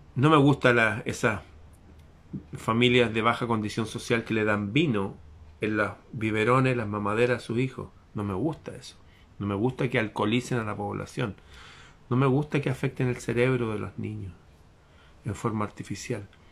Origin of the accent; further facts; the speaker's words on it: Chile; nuestro antepasado que fue un general famoso en mi país hace 200 años atrás